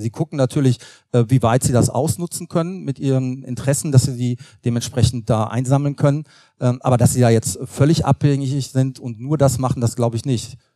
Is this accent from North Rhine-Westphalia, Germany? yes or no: yes; North Rhine-Westphalia, Germany; Also ich komme aus Nordrhein-Westfalen